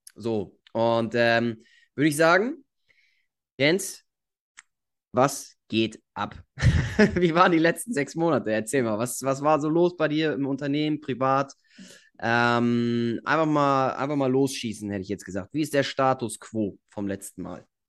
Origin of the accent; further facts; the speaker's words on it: Germany; wie wir das hier gemacht haben in Deutschland